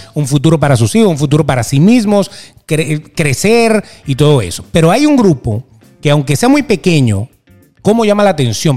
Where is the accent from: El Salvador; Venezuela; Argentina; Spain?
Venezuela; now in United States; nos encantaba vivir en Venezuela